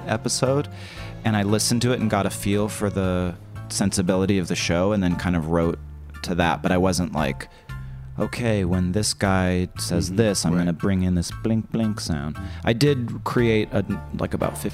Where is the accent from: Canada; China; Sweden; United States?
Canada; I'm too Canadian